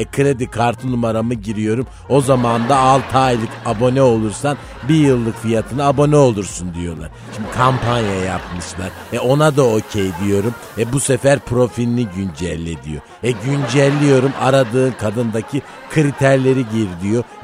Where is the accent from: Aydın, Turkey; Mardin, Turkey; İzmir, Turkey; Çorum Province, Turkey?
Çorum Province, Turkey; Bir kere İlber Kafkasyalıdır. Ben Çorumluyum yani.